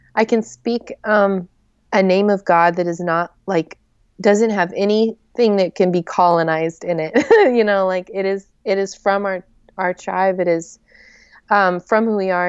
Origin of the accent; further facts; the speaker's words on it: Joplin, Missouri, United States; also born or lived in New Mexico / Oklahoma; now in Atlanta, United States; I grew up in Joplin